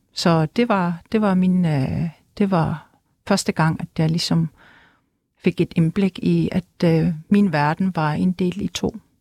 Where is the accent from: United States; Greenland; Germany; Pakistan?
Greenland; Nuuk; jeg er født og opvokset i Nuuk, hovedstaden Grønland